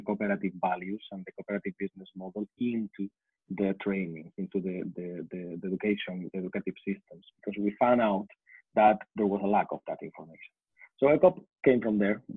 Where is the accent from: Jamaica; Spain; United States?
Spain; We are from Spain